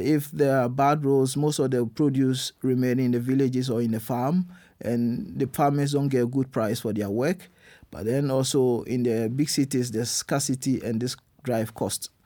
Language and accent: English; Ghana; moved away as an adult; now in Germany; I'm born in Ghana, I grew up in Ghana